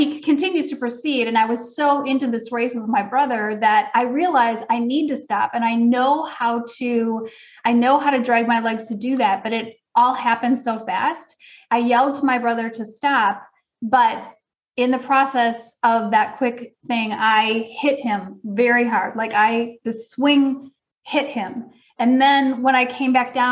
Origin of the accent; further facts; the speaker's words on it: suburb of Milwaukee, Wisconsin, United States; I grew up in Wisconsin